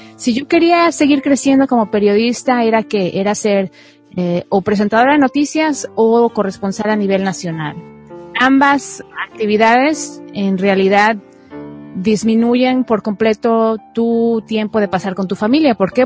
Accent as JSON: {"language": "Spanish", "country": "Mexico", "moved": "as an adult", "lives_now": "United States", "said": "soy mexicana, soy periodista de profesión y emigré a los Estados Unidos hace 15 años"}